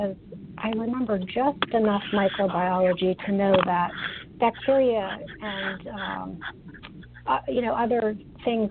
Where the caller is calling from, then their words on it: Maryland, United States; I'm calling from Maryland